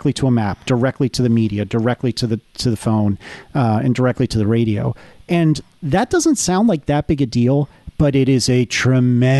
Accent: Northeast, United States; also born or lived in the South; I'm from the Northeast, but I've spent enough time in the South

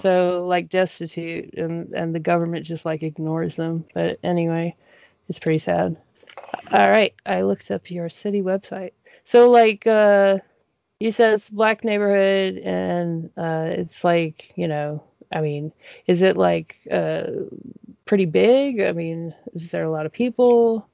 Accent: Denver, Colorado, United States; moved away as an adult; now in Monroe, United States; growing up in Denver, um, I would say the, my neighborhood population growing up, at least till I was like 12

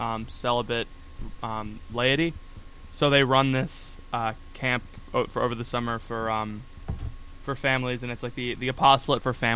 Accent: Florida, United States; now in Ohio, United States; As a Floridian, I concur. As an Irish person living in Florida

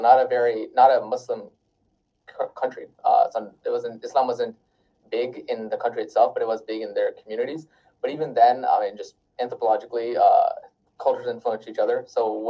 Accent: Wisconsin, United States; born there; So I was born in Wisconsin.

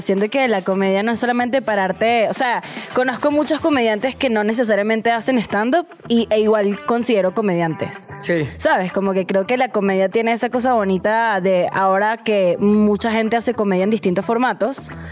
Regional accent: Venezuela; moved away as an adult; now in Mexico; soy venezolana, por si notaron mi acento

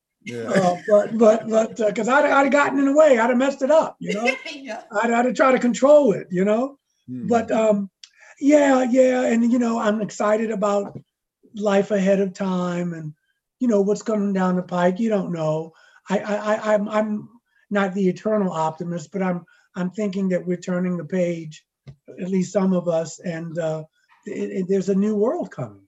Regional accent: Baltimore, Maryland, United States; moved away as an adult; also born or lived in New York; I was born in Baltimore, you know, Baptist, parents worked for the government. My father, my biological dad, I didn't meet him until later on. So my stepdad raised me, lived in Baltimore, Maryland, grew up in the projects

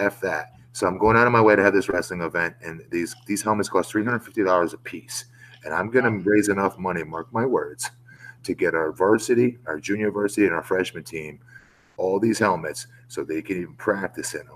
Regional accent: Longwood, Florida, United States; my hometown of Longwood, Florida.

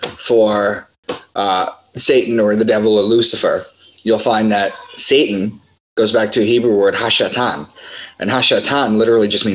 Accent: Long Island, New York, United States; also born or lived in Boston; I'm from Long Island and I moved to Boston in 2013

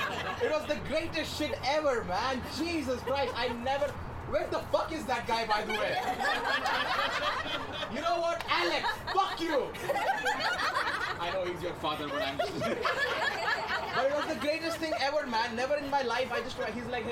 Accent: India; moved away as an adult; now in Toronto, Canada; yes, I am from India.

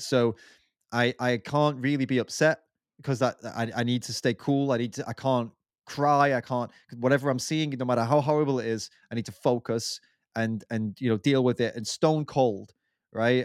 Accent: England, United Kingdom; we're both English

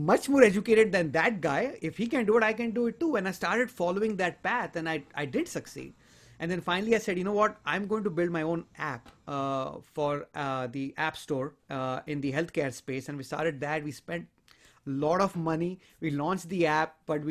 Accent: India; moved away as an adult; I'm originally from India, and I came here a long, long time ago, about 20, 21 years ago to this country to pursue my higher studies

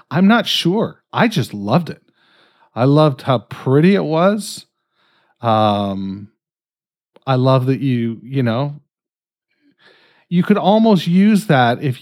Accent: Canada; I'm fucking Canadian.

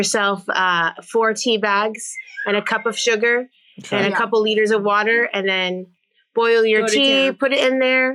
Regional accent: Mississippi, United States; now in Chicago, United States; we're from the South. Originally, we're from Mississippi, which is like the far south of the states.

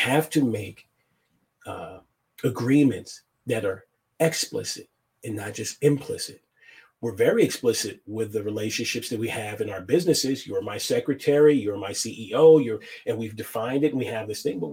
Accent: United States; as an American

